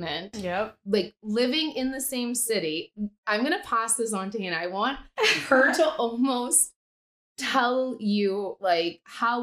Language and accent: English; Sault Ste. Marie, Ontario, Canada; So we're from Sault Ste. Marie, population 75,000